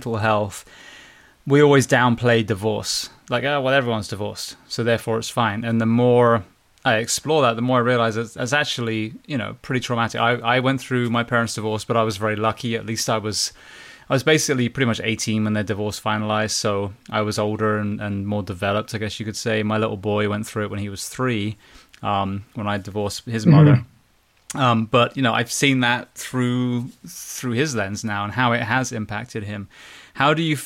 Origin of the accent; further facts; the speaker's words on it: United Kingdom; moved away; my country, my home country